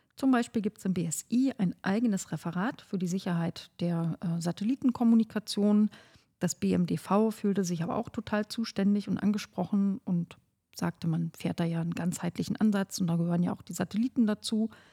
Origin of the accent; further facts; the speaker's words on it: Oberhavel district, northern Brandenburg, Germany; ich komme ja aus dem Landkreis Oberhavel im Norden von Brandenburg.